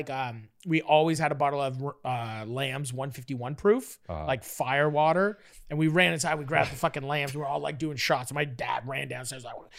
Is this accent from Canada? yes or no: yes; Toronto, Ontario, Canada; I lived in Parkdale in Toronto for years, and I grew up on Parkdale Ave, and a street over on Ferndale was Ferndale Park.